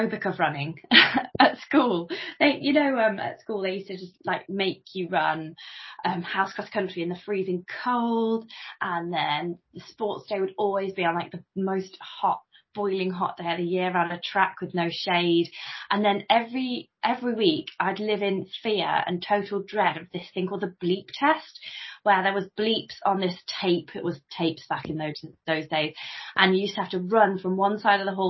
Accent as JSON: {"language": "English", "town": "Coventry", "region": "West Midlands", "country": "United Kingdom", "moved": "yes", "lives_now": "Stamford, United Kingdom", "said": "I'm from Coventry originally, which is just south of Birmingham"}